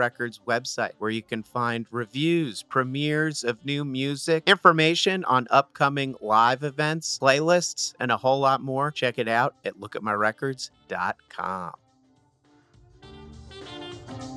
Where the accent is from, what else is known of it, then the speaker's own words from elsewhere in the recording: Essex County, New Jersey, United States; I'm from Essex County